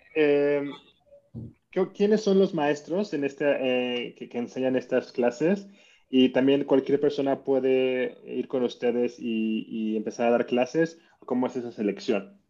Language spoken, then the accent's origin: Spanish; Mexico; que soy de México